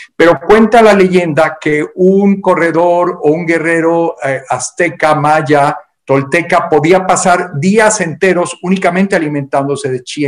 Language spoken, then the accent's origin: Spanish; Mexico; por lo menos en México, de donde yo soy originario, cuando éramos pequeños